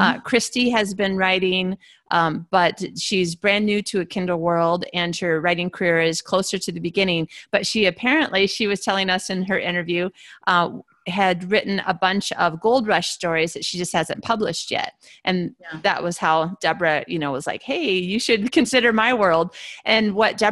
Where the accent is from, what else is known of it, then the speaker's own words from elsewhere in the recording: United States; moved away; also born or lived in Australia; I'm an American in an Australian university